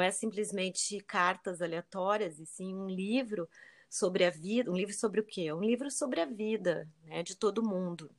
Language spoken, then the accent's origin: Portuguese; Rio Grande do Sul, Brazil; eu sou gaúcha e, e lá no sul